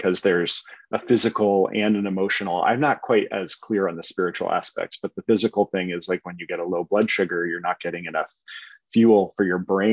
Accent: Berkeley, California, United States; I grew up here in Berkeley

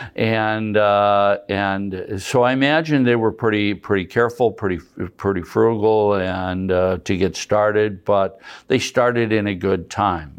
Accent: Madison, South Dakota, United States; also born or lived in Deadwood, South Dakota / Huron, South Dakota; I've grown up in Madison, South Dakota, been here my whole life.

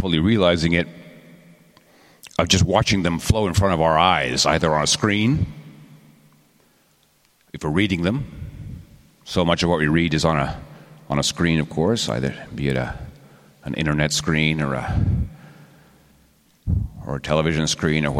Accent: Texas, United States; I'm from Texas

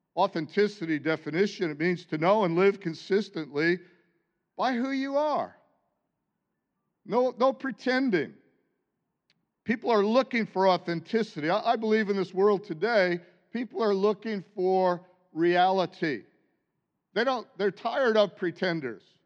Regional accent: United States; born or raised there

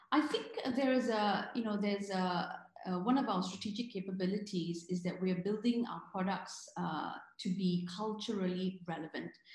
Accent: Singapore; I'm Singaporean

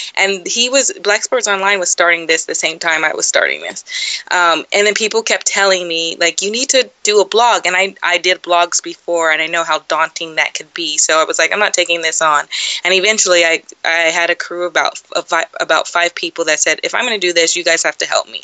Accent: San Dimas, California, United States; moved away as an adult; now in Atlanta, United States; I grew up in a place called San Dimas

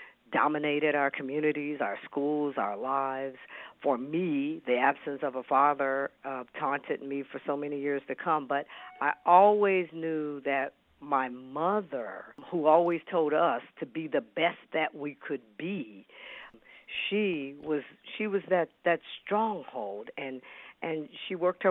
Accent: Kansas City, Missouri, United States; moved away as an adult; also born or lived in Seattle, Washington / Dallas; I was born and raised in Kansas City, Missouri

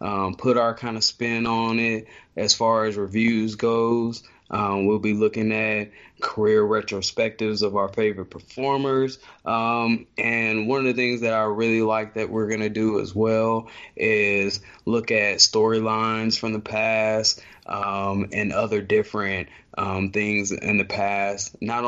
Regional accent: Charlotte, North Carolina, United States; I'm a native of Charlotte, North Carolina. Been here 30 years of the 35 years of my life.

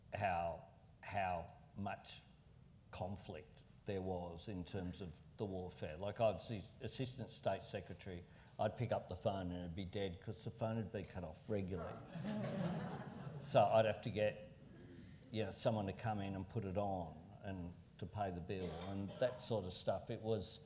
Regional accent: Sydney, New South Wales, Australia; also born or lived in Marrickville; my old base where I grew up in Camperdown was in the same seat as Marrickville where I lived

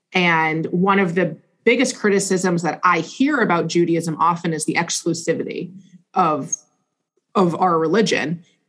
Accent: Providence, Rhode Island, United States; moved away as an adult; also born or lived in Israel; now in Boca Raton, United States; So I'm from Providence, Rhode Island, which used to be, it still is a beautiful Jewish community. It used to be a much larger Jewish community than it is now. Right. I went to day school there, which was then called the Alpern Schechter Day School.

